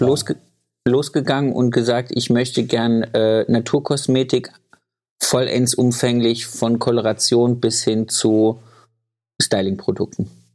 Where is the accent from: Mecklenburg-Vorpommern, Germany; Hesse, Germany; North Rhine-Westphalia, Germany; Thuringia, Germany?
Thuringia, Germany; ich komme ja aus Thüringen.